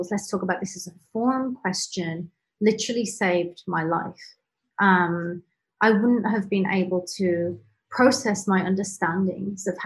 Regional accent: Canada; also born or lived in England; I I was born in England, but I moved to Canada when I was 11. And so my family's in Canada. And then I came back to England

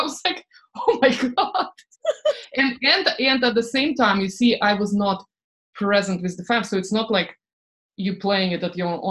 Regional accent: Estonia; English is a second language; moved away; also born or lived in England / France / Boston; I lived in, you know, I'm from Estonia, actually I'm Russian from Estonia. I lived in England, France.

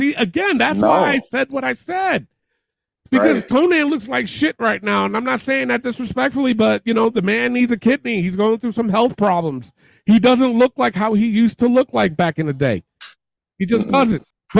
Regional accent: New York, United States; accent: New York; I'm from New York, okay? And I do run a podcast, and 9 times out of 10, you don't hear that New York accent out of me. You know what I'm saying? I had a nasty New York accent.

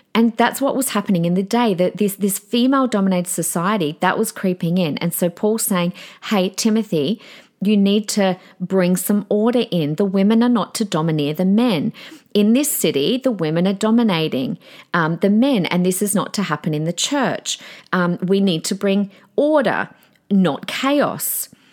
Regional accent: Adelaide, South Australia, Australia; the church that I grew up on in Adelaide in my teenage and young adult years

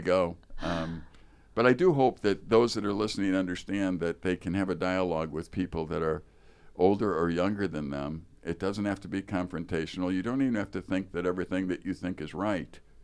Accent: Chicago, Illinois, United States; now in Wisconsin, United States; I grew up in Chicago proper

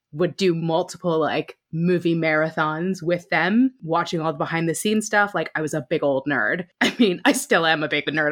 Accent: United States; moved away as an adult; now in United Kingdom; I live in the U K now, but I grew up in the States

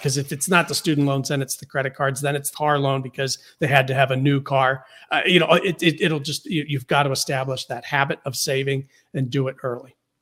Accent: Pittsburgh, Pennsylvania, United States; when I was growing up in Pittsburgh

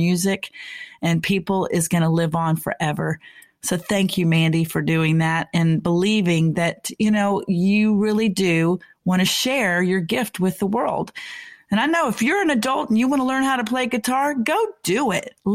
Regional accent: McKinney, Texas, United States; my hometown of McKinney, Texas

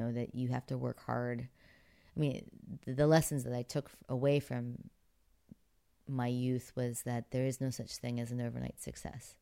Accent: Pittsburgh, Pennsylvania, United States; moved away; growing up in Pittsburgh

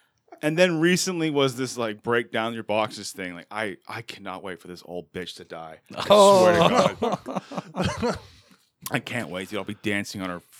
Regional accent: England, United Kingdom; And also, I'm English.

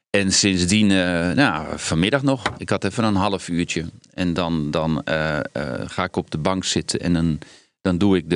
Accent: Netherlands; Ik ga niet als een Hollander commentaar geven.

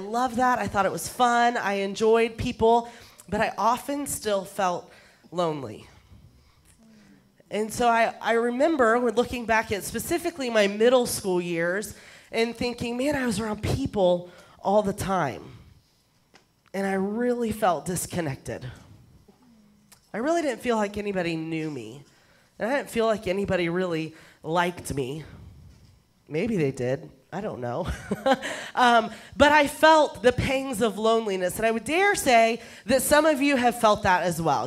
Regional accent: Texas, United States; I'm a Texan. I come from Texas. So what I'm about to say is considered grammatically correct where I come from

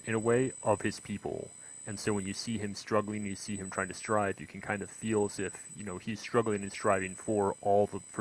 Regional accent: United States; I'm American

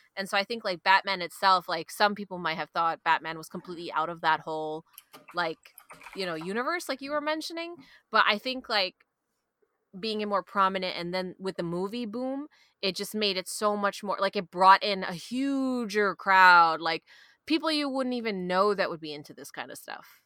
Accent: New York City, New York, United States; accent: Queens; growing up in Queens

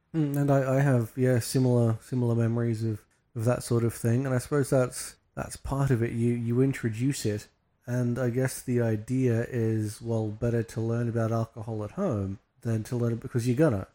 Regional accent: Australia; we're Australian

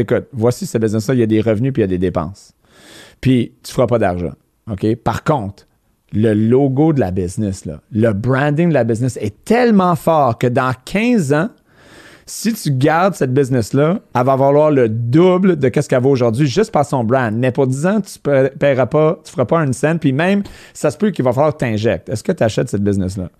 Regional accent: Montreal, Quebec, Canada; moved away as an adult; les, gens du West Island ont une certaine réputation, mais à ma défense, à, 24 ans, je suis parti du West End, je voulais rien savoir, puis je suis jamais retourné

